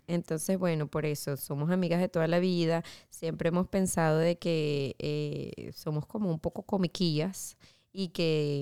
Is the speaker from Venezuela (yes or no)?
yes; Venezuela; moved away as an adult; now in Orlando, United States; yo también soy una venezolana que acaba, de, bueno, acaba de llegar, no, tengo siete años